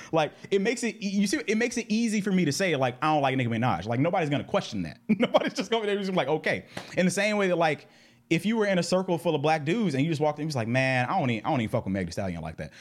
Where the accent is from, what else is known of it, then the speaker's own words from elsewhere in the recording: Atlanta, Georgia, United States; I was raised in Southwest Atlanta in the nineties